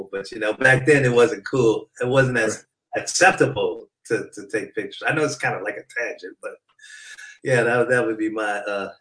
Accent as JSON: {"language": "English", "town": "Detroit", "region": "Michigan", "country": "United States", "tie": "born or raised there", "moved": "yes", "lives_now": "California, United States", "said": "I'm originally from Detroit. Then my parents moved out here in California in the 70s"}